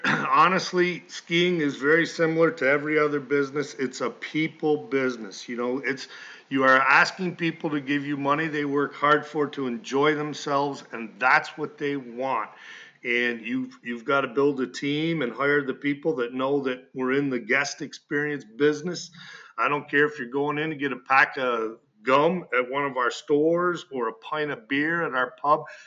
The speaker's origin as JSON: {"language": "English", "town": "Malone", "region": "New York", "country": "United States", "tie": "born or raised there", "said": "I grew up here in Malone"}